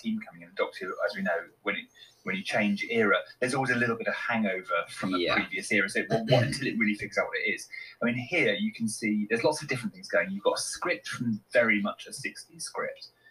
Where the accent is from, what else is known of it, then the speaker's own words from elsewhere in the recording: West Country, South West England, United Kingdom; I grew up in the West Country